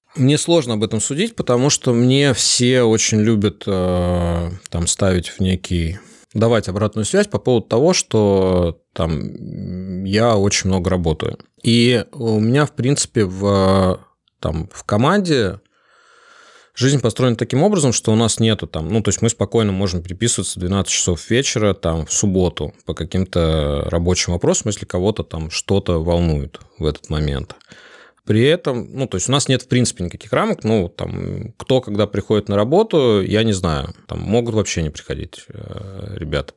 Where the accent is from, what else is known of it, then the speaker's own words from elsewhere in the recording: Saint Petersburg, Russia; я из Питера